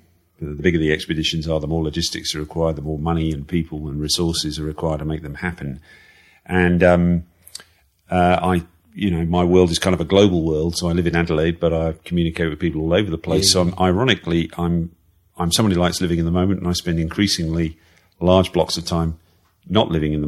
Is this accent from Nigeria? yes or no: no; Malaysia; also born or lived in Manchester, United Kingdom; well, I was born in Manchester, childhood. Manchester as a kid, and then moved to Malaysia when I was 7.